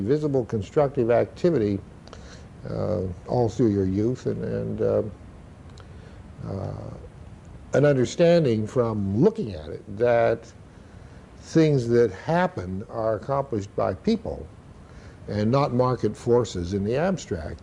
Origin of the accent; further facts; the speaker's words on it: Idaho, United States; You have to remember where I grew up. I grew up in Idaho at a time when there was a great deal of freedom in nature